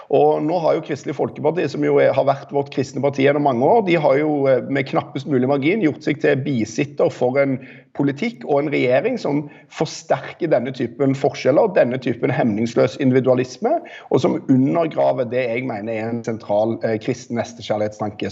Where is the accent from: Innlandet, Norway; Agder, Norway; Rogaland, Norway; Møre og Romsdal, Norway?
Rogaland, Norway; jeg er fra Rogaland